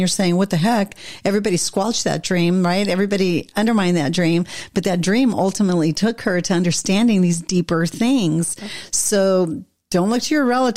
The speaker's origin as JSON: {"language": "English", "region": "Montevideo", "country": "Uruguay", "tie": "born or raised there", "said": "I grew up in Montevideo"}